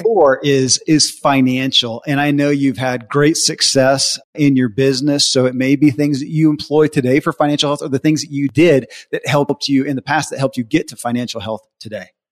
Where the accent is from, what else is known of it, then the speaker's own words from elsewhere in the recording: the Bible Belt, United States; I grew up in the Bible Belt